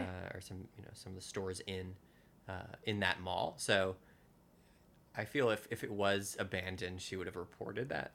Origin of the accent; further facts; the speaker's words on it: New Jersey, United States; moved away as an adult; now in New York, United States; my hometown in New Jersey